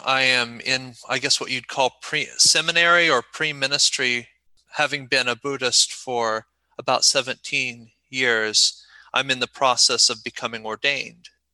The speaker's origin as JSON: {"language": "English", "region": "Ohio", "country": "United States", "tie": "born or raised there", "also_born_or_lived": "South Korea", "moved": "as an adult", "said": "I was born in Ohio and am currently back there, but I lived for about seven, a little over seven years in Korea."}